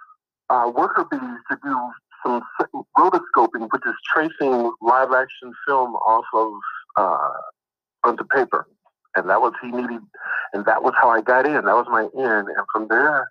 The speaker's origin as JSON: {"language": "English", "town": "Kansas City", "region": "Missouri", "country": "United States", "tie": "born or raised there", "moved": "as an adult", "lives_now": "California, United States", "said": "We live in Kansas City"}